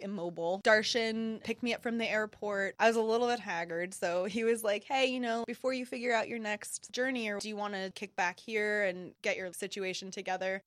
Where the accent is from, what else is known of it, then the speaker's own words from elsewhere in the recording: United States; being an American person